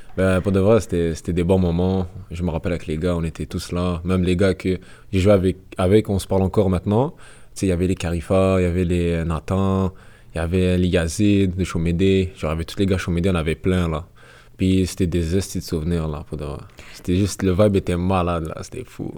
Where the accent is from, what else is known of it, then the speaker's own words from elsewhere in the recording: Canada; je suis né au Canada, j'ai vécu au Canada